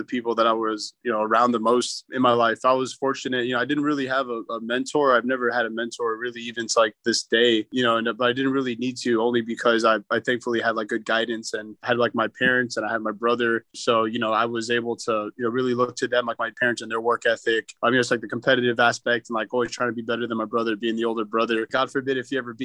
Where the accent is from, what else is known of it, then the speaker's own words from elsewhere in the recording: Miami, Florida, United States; also born or lived in Arkansas; I was born and raised in Miami